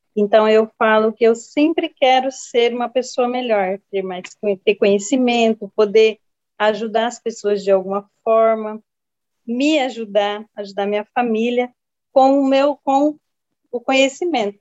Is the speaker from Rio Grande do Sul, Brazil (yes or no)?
no; Jales, São Paulo, Brazil; moved away as an adult; now in Rondônia, Brazil; nasci em Jales, São Paulo. Fiquei, aos 22 anos, eu vim para Rondônia